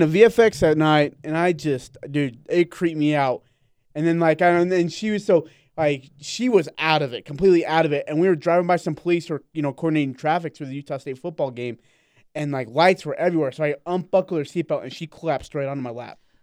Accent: India; moved away; I'm from India

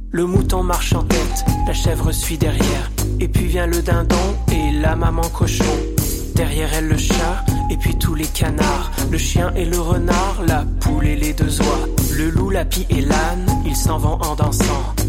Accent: Orléans, Centre-Val de Loire, France; moved away as an adult; now in Quebec, Canada; je viens d'Orléans, en fait, euh, pas de l'île d'Orléans, mais bien de la ville d'Orléans

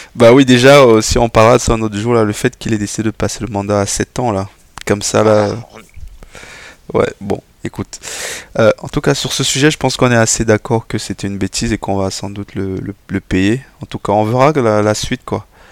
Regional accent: Cameroon; en tant que Camerounais

